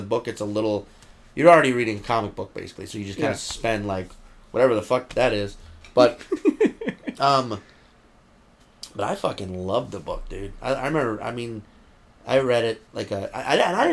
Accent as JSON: {"language": "English", "town": "New Orleans", "region": "Louisiana", "country": "United States", "said": "I'm from New Orleans"}